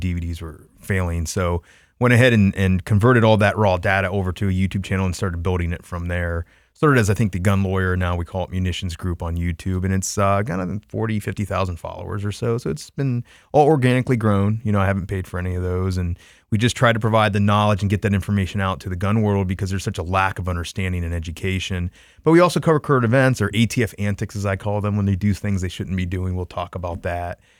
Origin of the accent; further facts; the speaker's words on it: Troy, Ohio, United States; my hometown in Troy, Ohio